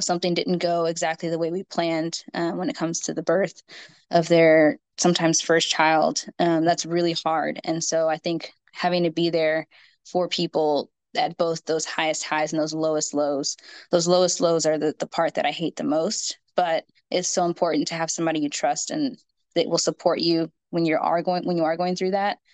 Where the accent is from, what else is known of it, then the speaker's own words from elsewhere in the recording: Houston, Texas, United States; also born or lived in Minnesota / Fort Worth; I'm from Houston. And so that's where I am living now, but I've grown up here.